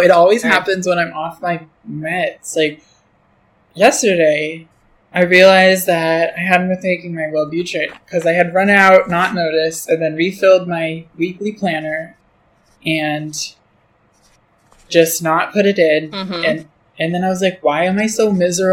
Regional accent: New Hampshire, United States; also born or lived in Michigan; now in San Francisco, United States; I moved from Michigan to New Hampshire when I was 6

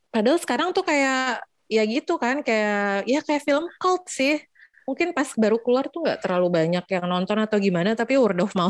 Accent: Jakarta, Indonesia; kena banget sebagai orang Jakarta yang punya love hate relationship dengan kota ini

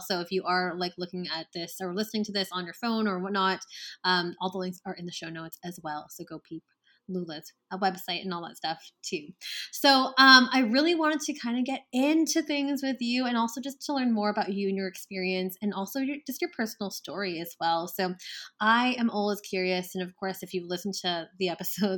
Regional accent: Canada; my fellow Canadians

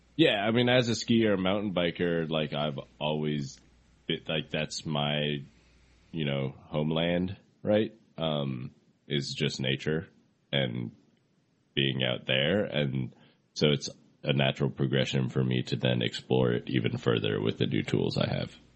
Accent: Seattle, Washington, United States; also born or lived in Fort Collins, Colorado; now in Seattle, United States; I grew up in Seattle

